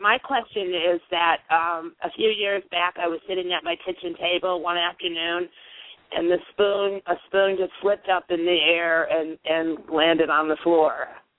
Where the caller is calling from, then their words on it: Illinois, United States; I'm calling from Illinois.